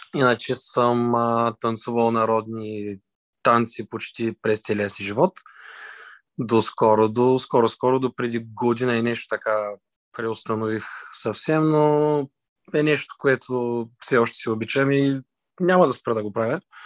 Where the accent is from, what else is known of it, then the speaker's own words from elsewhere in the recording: Varna, Varna Province, Bulgaria; роден съм от Варна, родом от Варна, живея във Варна